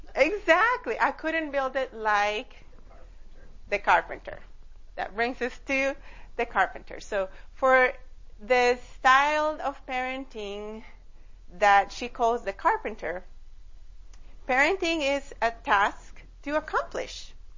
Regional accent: Costa Rica; now in United States; I am originally from Costa Rica.

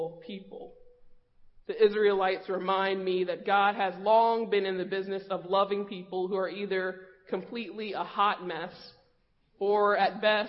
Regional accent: Raleigh, North Carolina, United States; moved away; my hometown of Raleigh, North Carolina.

